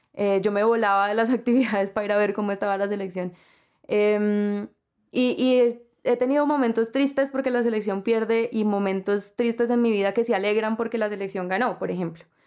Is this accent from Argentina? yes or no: no; Colombia; yo por lo general no me identifico mucho como colombiana